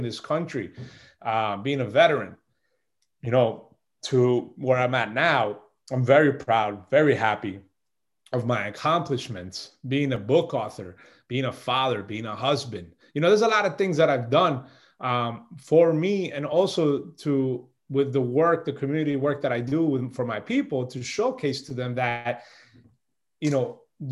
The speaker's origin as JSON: {"language": "English", "country": "Colombia", "tie": "born or raised there", "said": "1980, I was born in Colombia, 1980, December 3rd"}